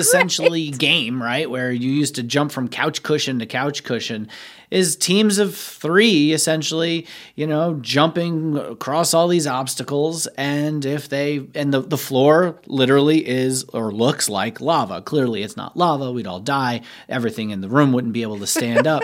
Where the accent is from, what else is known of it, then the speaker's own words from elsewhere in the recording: New York, United States; as a New Yorker, somebody who actually grew up in New York